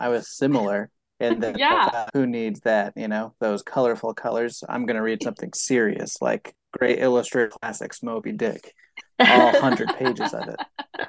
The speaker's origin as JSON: {"language": "English", "region": "Texas", "country": "United States", "said": "I'm from Southwest Texas."}